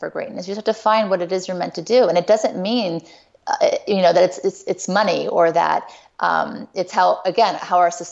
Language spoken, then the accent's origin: English; Thibodaux, Louisiana, United States; I was born in Thibodaux, Louisiana